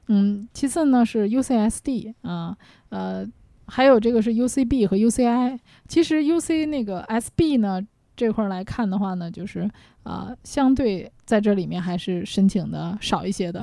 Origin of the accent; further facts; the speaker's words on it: China; 跟我们中国人不一样